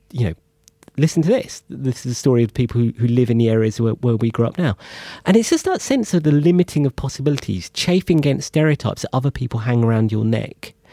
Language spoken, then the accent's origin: English; London, United Kingdom; born or raised there